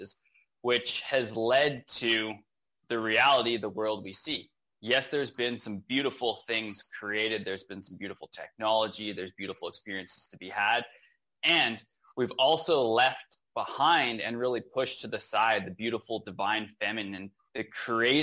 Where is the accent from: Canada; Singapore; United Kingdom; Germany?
Canada; Rocky Mountains, Western Canada; moved away as an adult; now in Nicaragua; So I'm born and raised in Western Canada in the Rocky Mountains is where I grew up.